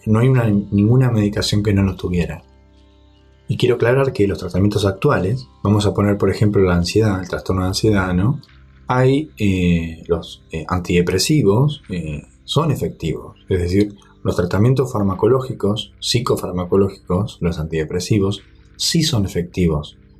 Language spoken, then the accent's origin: Spanish; Argentina; en Argentina, en mi país